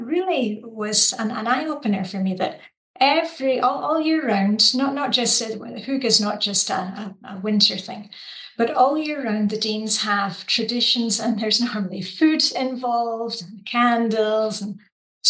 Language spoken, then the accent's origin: English; Scotland, United Kingdom; moved away as an adult; now in Denmark; I'm actually not Danish. I'm Scottish. And I came to Denmark 22 years ago.